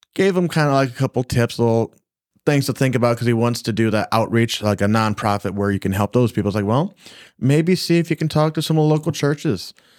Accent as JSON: {"language": "English", "region": "Michigan", "country": "United States", "said": "we came from Michigan"}